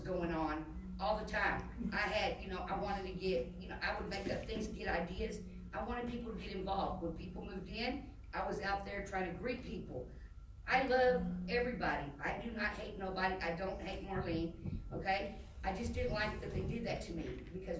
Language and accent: English; Dallas, Texas, United States; moved away; I'm from Dallas